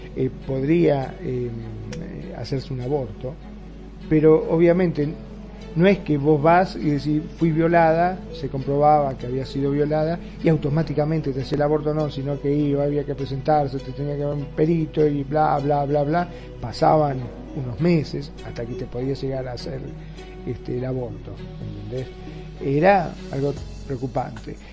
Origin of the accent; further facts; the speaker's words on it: Argentina; ahora aquí en mi país, en Argentina